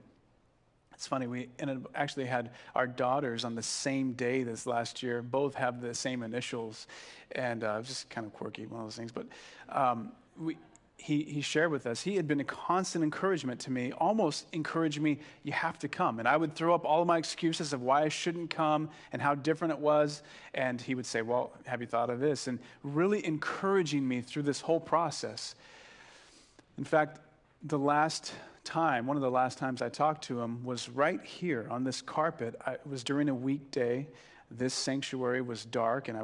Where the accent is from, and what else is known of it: Carpinteria, California, United States